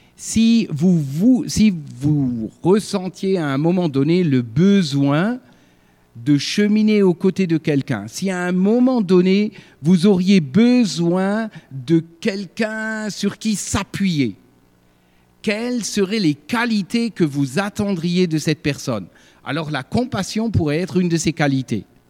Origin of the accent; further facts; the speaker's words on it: Sarreguemines, Grand Est, France; moved away as an adult; also born or lived in Alsace / Ardennes; je suis originaire de Sarreguemines, né à Sarreguemines